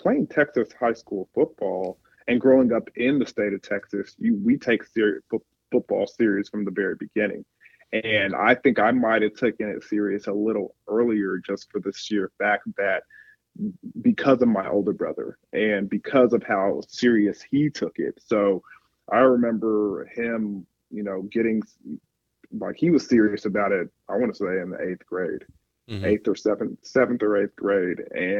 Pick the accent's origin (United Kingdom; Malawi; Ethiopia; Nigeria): Nigeria; my background is I'm Nigerian.